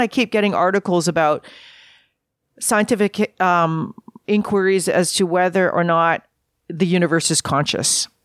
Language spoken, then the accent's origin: English; Vancouver, British Columbia, Canada; I grew up in Vancouver